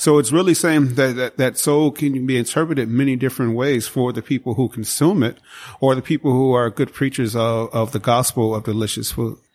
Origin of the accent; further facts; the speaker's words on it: Chicago, Illinois, United States; moved away; I grew up in Chicago, south side of Chicago